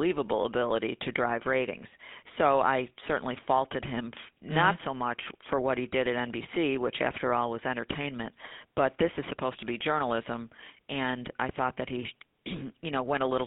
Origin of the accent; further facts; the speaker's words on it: Buffalo, New York, United States; moved away as an adult; also born or lived in Lackawanna, New York; now in Washington, D.C., United States; growing up in the Buffalo area